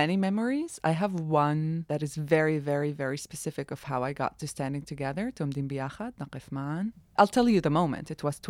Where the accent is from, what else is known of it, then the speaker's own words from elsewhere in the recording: Northern District, Israel; accent: Palestinian; also born or lived in Norway; Now, I'm not old. I'm 32. But I grew up here in Israel knowing nothing